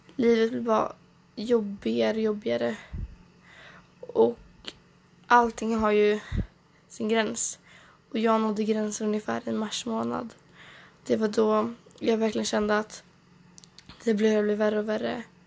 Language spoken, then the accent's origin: Swedish; Trollhättan, Västra Götaland, Sweden; also born or lived in Åsaka / Stockholm; jag växte upp i Norra Björke. Det ligger i, ungefär i Trollhättan, fast lite mer utkanten av Trollhättan